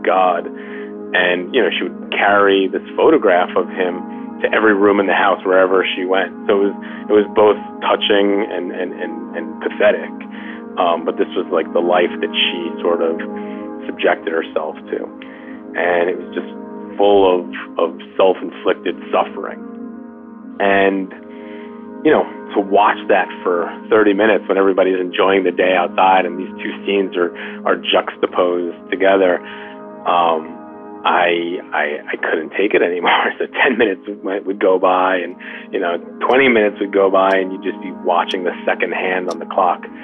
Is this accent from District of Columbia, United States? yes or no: no; New York, United States; I'm a Jew from New York